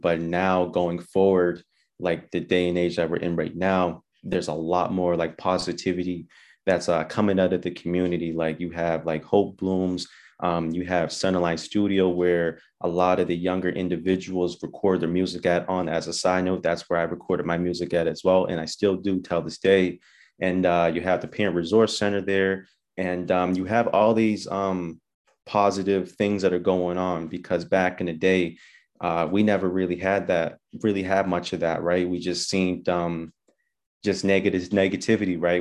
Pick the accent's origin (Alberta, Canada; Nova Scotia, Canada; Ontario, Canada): Nova Scotia, Canada; Halifax; born and raised in Halifax, Uniax Square